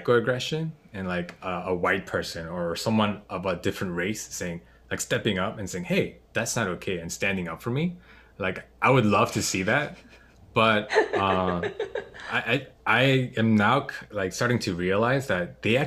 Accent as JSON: {"language": "English", "country": "United States", "tie": "born or raised there", "also_born_or_lived": "South Korea", "said": "So pretty much just grew up in America."}